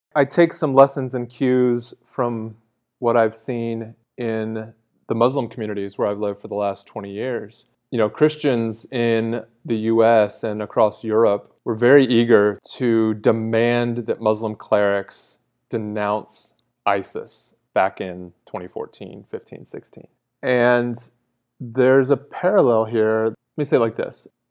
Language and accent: English; United States; as an American